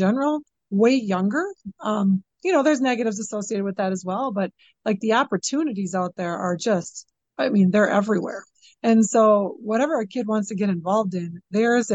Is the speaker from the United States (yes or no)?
yes; Chippewa Falls, Wisconsin, United States; I love working in this community. This is my hometown